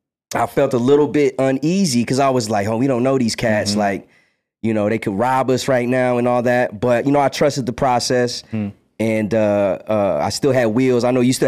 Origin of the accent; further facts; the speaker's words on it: Las Vegas, Nevada, United States; And then we're like, we're from Vegas. And they thought we were aliens.